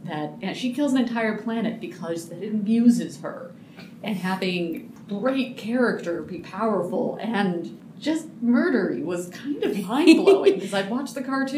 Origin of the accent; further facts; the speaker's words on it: Montana, United States; moved away; like many 12 to 13-year-old girls from Montana